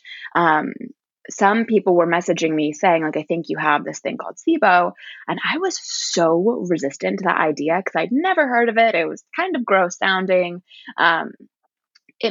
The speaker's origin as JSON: {"language": "English", "town": "Washington", "region": "District of Columbia", "country": "United States", "tie": "born or raised there", "also_born_or_lived": "Virginia", "moved": "yes", "said": "I grew up in Washington, D.C."}